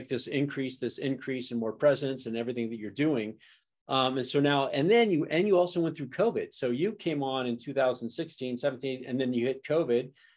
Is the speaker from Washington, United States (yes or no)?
yes; Seattle, Washington, United States; I'm from Seattle